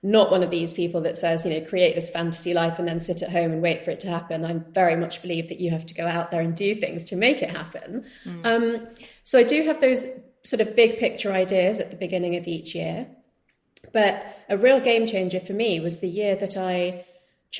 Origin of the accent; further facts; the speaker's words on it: United Kingdom; being of Indian heritage growing up in the UK